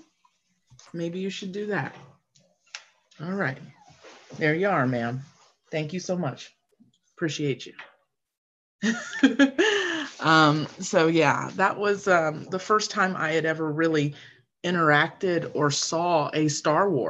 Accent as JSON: {"language": "English", "region": "Florida", "country": "United States", "tie": "born or raised there", "said": "I grew up in Florida, and my parents met at Disney, and they both worked there"}